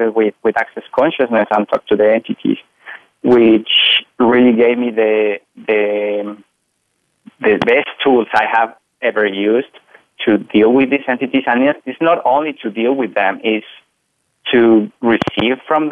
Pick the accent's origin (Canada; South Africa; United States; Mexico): Mexico; I am from Mexico, so I was raised in a Catholic family.